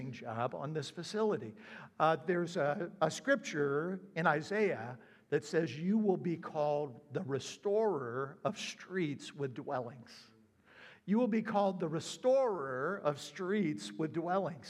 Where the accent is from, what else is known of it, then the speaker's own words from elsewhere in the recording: South Carolina, United States; also born or lived in upstate New York / Florida; now in Ohio, United States; I'm originally from South Carolina.